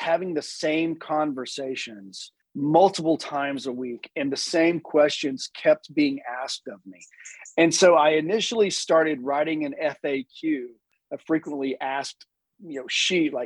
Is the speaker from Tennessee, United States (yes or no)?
yes; Chattanooga, Tennessee, United States; also born or lived in Birmingham, Alabama / Washington, District of Columbia, United States; I'm from Chattanooga, Tennessee.